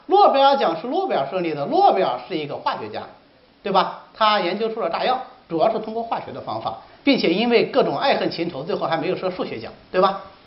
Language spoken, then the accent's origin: Chinese; China; 魏晋时期是我们中国人文精神的第一次解放。